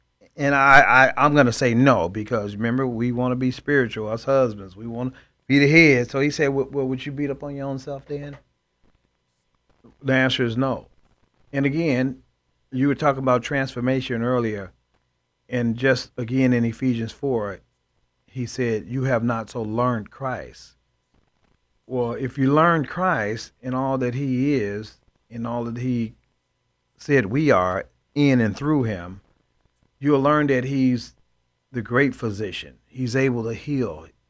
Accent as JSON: {"language": "English", "town": "Chicago", "region": "Illinois", "country": "United States", "tie": "born or raised there", "said": "I grew up in Chicago, Illinois, and again, I believe we're a product of our environment. And I grew up in the inner city."}